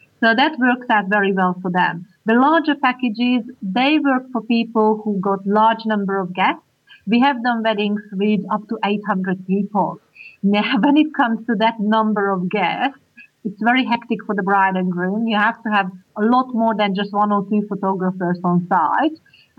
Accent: Hungary; English is a second language; now in Australia; I'm Hungarian.

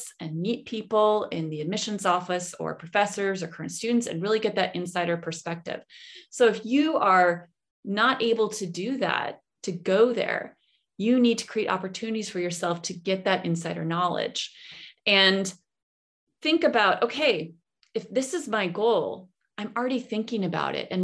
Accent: Rochester, New York, United States; moved away as an adult; also born or lived in Washington, D.C. / Islamabad, Pakistan; now in Berlin, Germany; I grew up in Rochester, New York

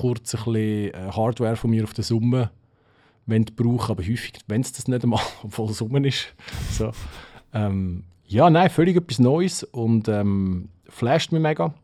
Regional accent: Switzerland; bei uns in der Schweiz

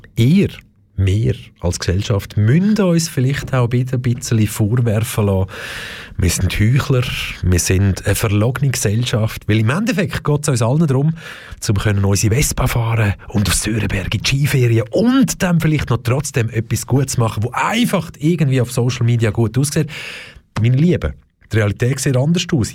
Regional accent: Switzerland; bei uns in der Schweiz

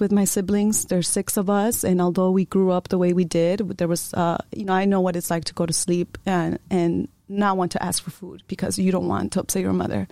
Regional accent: Chicago, Illinois, United States; first language Spanish; English is a second language; moved away; also born or lived in Iowa; I, I was born and raised in Chicago

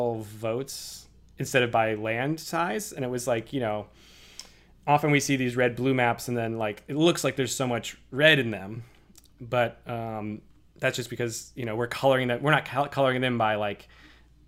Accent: Worcester, Massachusetts, United States; Worcester, my hometown, is actually just about equal population to Providence

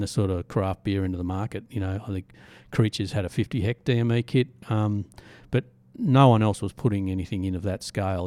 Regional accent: Southeast Queensland, Australia; now in Byron Bay, Australia; we're all from Southeast Queensland originally

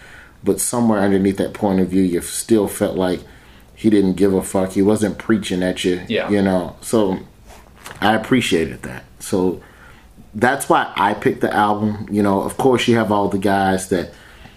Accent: Birmingham, Alabama, United States; moved away as an adult; also born or lived in Tallahassee, Florida; I'm from Birmingham

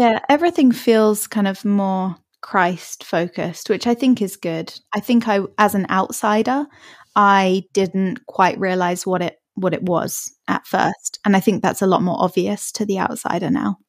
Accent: Hertfordshire, East of England, United Kingdom; also born or lived in Australia; I'm from just north of London. Uh, it's a place called Hertfordshire, if you've heard of it. And I've lived here most of my life

